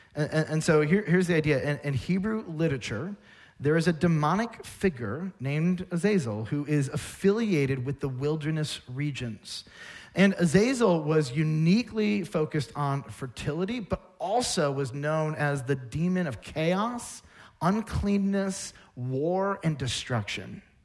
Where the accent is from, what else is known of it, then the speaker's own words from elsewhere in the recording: United States; I'm an American. I live in this place, this culture